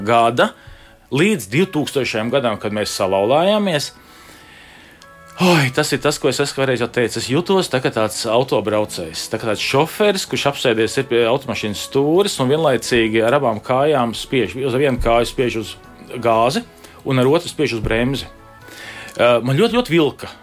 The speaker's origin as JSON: {"language": "Latvian", "country": "Latvia", "also_born_or_lived": "Ireland"}